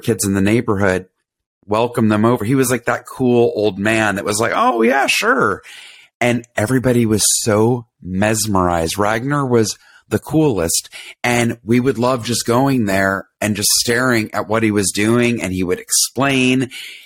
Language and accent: English; Atlanta, Georgia, United States; I grew up in Atlanta